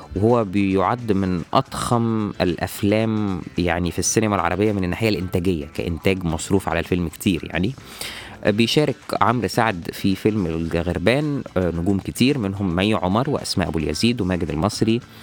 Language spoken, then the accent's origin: Arabic; Egypt; عندنا في مصر